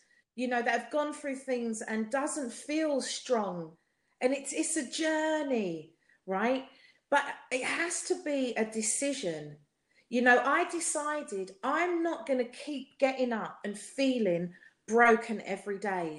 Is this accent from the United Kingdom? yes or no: yes; London, United Kingdom; accent: South London; my South London accent